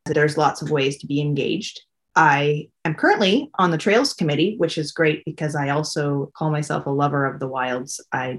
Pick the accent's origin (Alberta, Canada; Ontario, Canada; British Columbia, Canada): British Columbia, Canada; now in Quadra Island, Canada; I grew up on Vancouver Island. I've lived on Quadra Island for 28 years now.